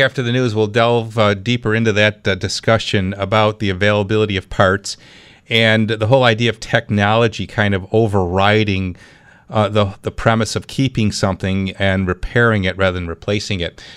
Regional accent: Clarence, New York, United States; my hometown

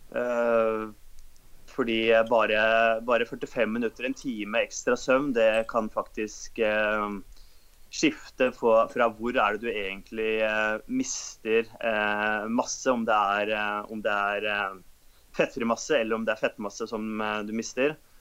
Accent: Oslo, Norway; Født og oppvokst i Oslo.

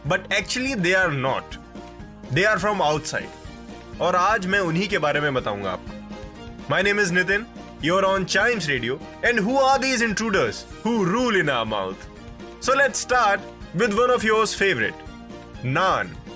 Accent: India

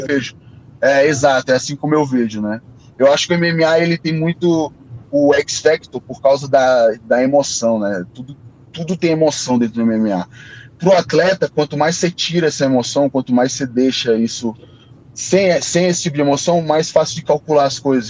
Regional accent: Brazil; a gente é brasileiro

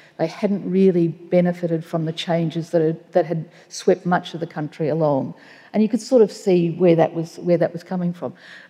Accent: Australia; one of the beauties of growing up in Australia in the period that I have is that more has been revealed.

